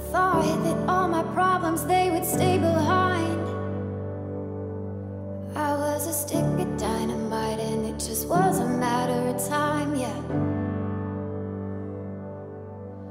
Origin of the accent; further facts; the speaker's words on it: Zanesville, Ohio, United States; I'm from Zanesville, Ohio